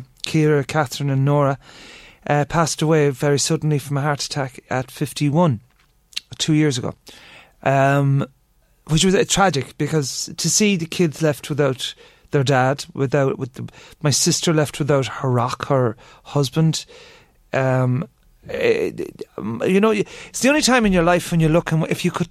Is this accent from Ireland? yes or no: yes; Ireland; I'm fully Irish.